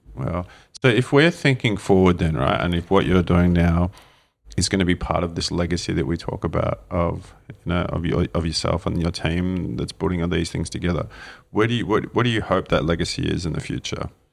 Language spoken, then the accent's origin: English; Australia; now in New Zealand; As an Aussie growing up, you know there were so many regions in Australia